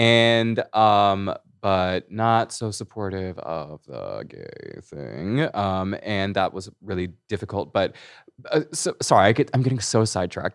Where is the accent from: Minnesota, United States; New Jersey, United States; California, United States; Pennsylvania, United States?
California, United States; Hemet; also born or lived in Chino Hills, California / Los Angeles, California; I grew up in Riverside County. I grew up in Menifee, Hemet area